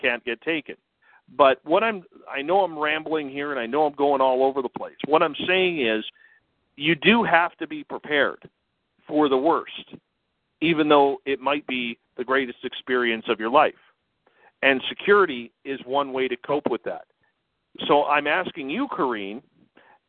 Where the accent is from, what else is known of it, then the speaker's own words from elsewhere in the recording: Canada; me being Canadian